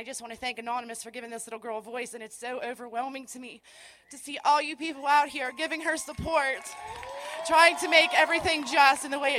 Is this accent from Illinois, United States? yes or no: no; Powhatan Point, Ohio, United States; I am from Powhatan Point, Ohio.